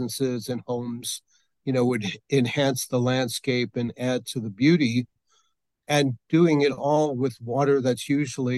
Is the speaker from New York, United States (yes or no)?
yes; New York City, New York, United States; moved away as an adult; also born or lived in Brooklyn; now in Santa Fe, United States; I was born in New York City, born in Brooklyn, raised up in Queens